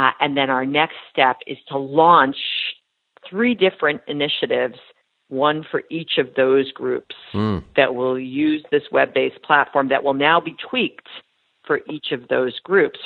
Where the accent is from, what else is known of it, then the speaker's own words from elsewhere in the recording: Long Island, New York, United States; moved away as an adult; now in Boston, United States; I grew up on Long Island